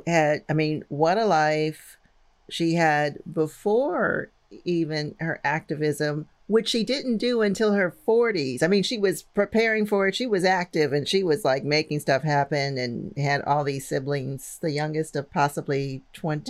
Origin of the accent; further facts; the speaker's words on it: St. Louis, Missouri, United States; I'm from St. Louis